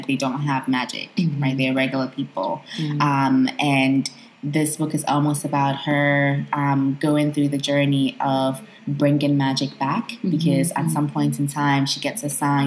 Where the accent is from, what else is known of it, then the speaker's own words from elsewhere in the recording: Ghana; as a Ghanaian African child